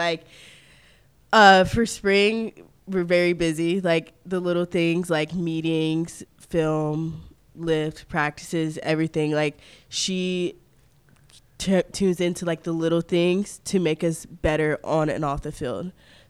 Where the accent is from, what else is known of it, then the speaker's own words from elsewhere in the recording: New Bern, North Carolina, United States; born there; also born or lived in Mississippi / Florida; now in Germantown, United States; Well, I was born in New Bern, North Carolina, which is a couple of hours from Raleigh. And then I moved to Starkville, Mississippi for about 5 years. And then I moved to Pensacola, Florida.